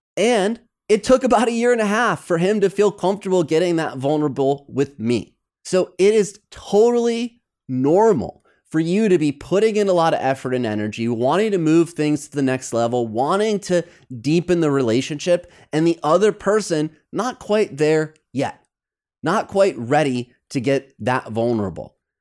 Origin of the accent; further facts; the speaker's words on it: Midwest, United States; moved away as an adult; also born or lived in New York; now in Los Angeles, United States; Growing up in the Midwest